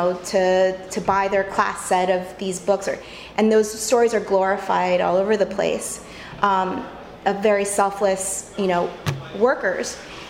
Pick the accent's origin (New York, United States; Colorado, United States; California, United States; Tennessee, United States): California, United States; moved away; I came from California originally.